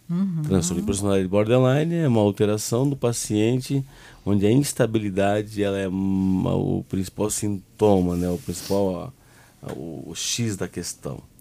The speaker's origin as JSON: {"language": "Portuguese", "town": "Rolim de Moura", "region": "Rondônia", "country": "Brazil", "said": "eu sou de Rolim de Moura."}